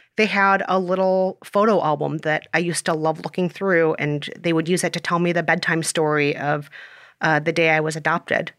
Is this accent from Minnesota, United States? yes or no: yes; Minnesota, United States; born or raised there; moved away as an adult; also born or lived in South Korea; now in New York, United States